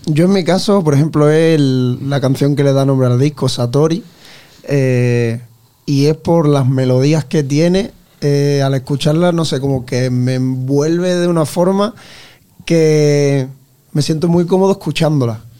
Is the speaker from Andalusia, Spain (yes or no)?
yes; Ayamonte, Andalusia, Spain; moved away as an adult; now in Santa Fe, Spain; Yo soy de Ayamonte, un pueblo de Huelva. Me vine aquí precisamente a estudiar